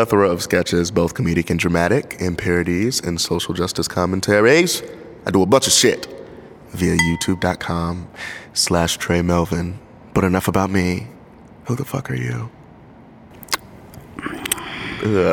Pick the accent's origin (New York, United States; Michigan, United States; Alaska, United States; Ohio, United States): Ohio, United States; Dayton; moved away as an adult; also born or lived in Orlando, Florida; now in Los Angeles, United States; I am from Dayton, Ohio, but I moved to Orlando, Florida, 5 years ago